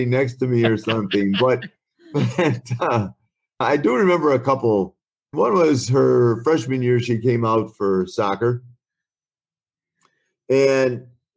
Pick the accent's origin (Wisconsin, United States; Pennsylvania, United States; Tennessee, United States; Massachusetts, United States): Wisconsin, United States; moved away as an adult; also born or lived in Oklahoma / Chicago, Illinois / Arizona; growing up in Wisconsin and then moving to Chicago